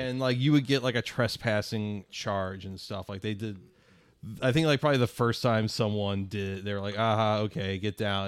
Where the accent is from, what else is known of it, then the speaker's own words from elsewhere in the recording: Spanish Lake, Missouri, United States; the road I grew up on, Spanish Lake